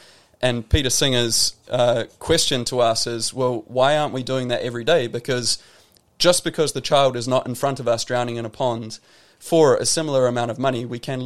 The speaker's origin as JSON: {"language": "English", "area": "Wairarapa", "region": "Wellington", "country": "New Zealand", "tie": "born or raised there", "said": "I grew up in New Zealand"}